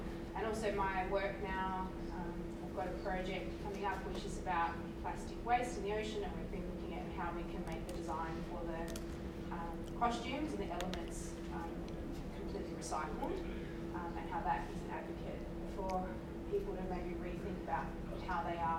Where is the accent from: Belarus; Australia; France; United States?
Australia; Southern Forests area, Western Australia; I'm from the Southern Forest area